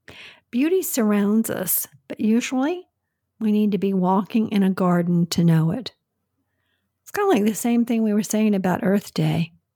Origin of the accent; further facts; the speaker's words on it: England, United Kingdom; I'm from England.